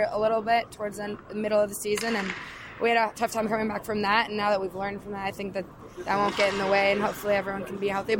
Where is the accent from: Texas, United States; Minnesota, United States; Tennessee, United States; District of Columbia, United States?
Minnesota, United States; now in Schenectady, United States; I'm from Minnesota, so I get to go home, see my family